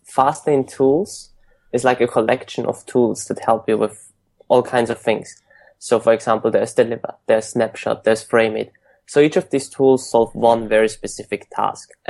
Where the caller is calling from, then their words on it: San Francisco, California, United States; I'm calling today from San Francisco.